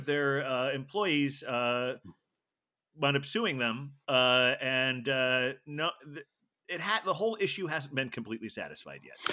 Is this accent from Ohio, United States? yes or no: yes; Ohio, United States; I grew up in Ohio